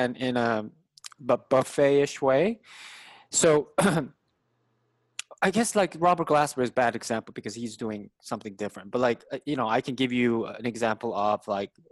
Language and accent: English; South Korea; English is a second language; moved away; as an Asian person, I grew up in Korea